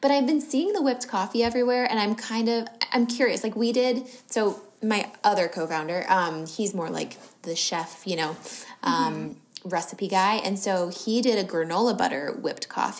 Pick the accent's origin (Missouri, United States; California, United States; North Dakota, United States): California, United States; San Diego; I grew up in San Diego